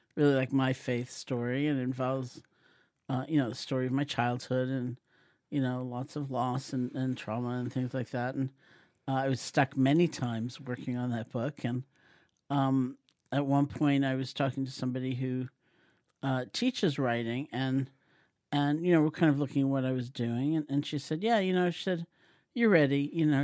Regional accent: New York City, New York, United States; I grew up in New York City in Washington Heights, an Eastern European Jewish neighborhood.

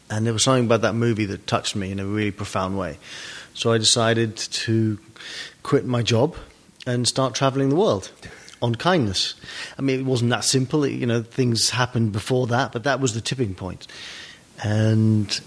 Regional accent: London, United Kingdom; moved away as an adult; now in California, United States; So I've been here since 2005. Mm-hmm. Um, and I, when you grow up in England, yeah, it's uh, you have a lack of sun.

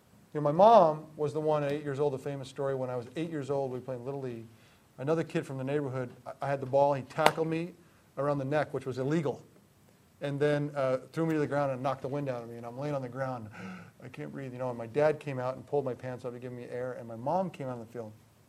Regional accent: Greenwich, Connecticut, United States; I grew up in Greenwich, Connecticut, and Greenwich is not the hotbed of football. It's a bedroom community of New York, more known for golf and tennis than football.

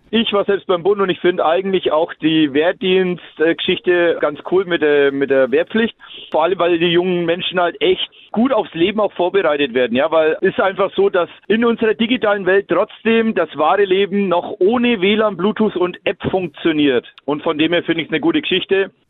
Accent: Germany; wir zum Beispiel als Deutsche in Deutschland

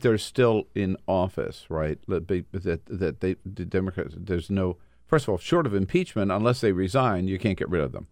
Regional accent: Delaware City, Delaware, United States; growing up in Delaware City, our grandfather

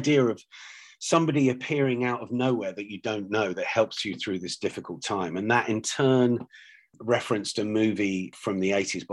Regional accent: London, United Kingdom; I was born in London to an Irish mother

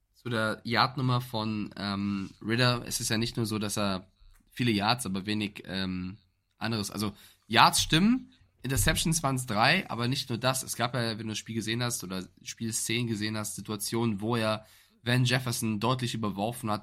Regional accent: Germany; Ich als Europäer, als Deutscher

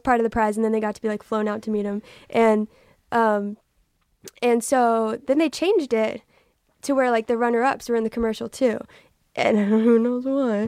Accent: Texas, United States; I'm from Texas

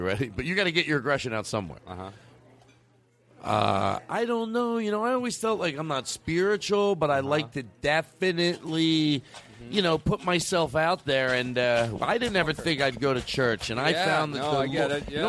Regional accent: Miami, Florida, United States; Oh, well, I grew up in Florida outside. Well, I grew up in Miami. Miami's so hot, you know.

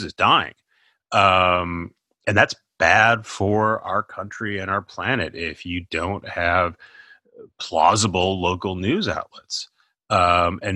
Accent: Minnesota, United States; I'm from Minnesota.

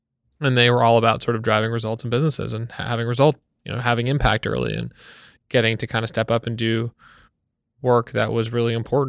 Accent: Wellesley, Massachusetts, United States; born or raised there; moved away as an adult; now in New York, United States

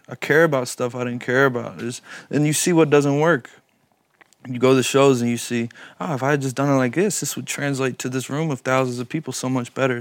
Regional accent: Louisville, Kentucky, United States; I'm from Louisville, Kentucky

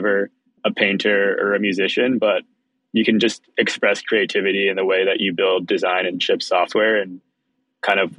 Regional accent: Palo Alto, California, United States; also born or lived in Israel; I moved to the Bay Area from Israel when I was young, and then I grew up mostly in Palo Alto

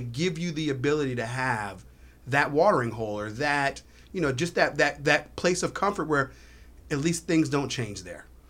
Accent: Herndon, Virginia, United States; now in South Florida, United States; when I was growing up in Virginia, we had a spot in Herndon

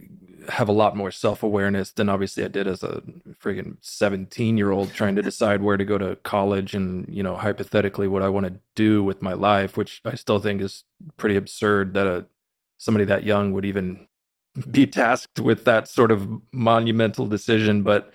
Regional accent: Austin, Texas, United States; But no, I was raised in the Austin, Texas area, a very normal, you know, middle class upbringing.

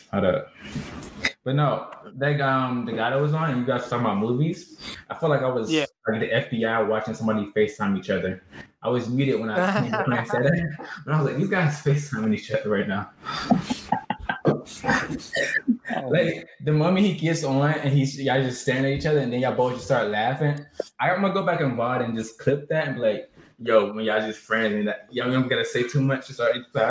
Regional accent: Atlanta, Georgia, United States; I'm from Atlanta and I can, creatives.

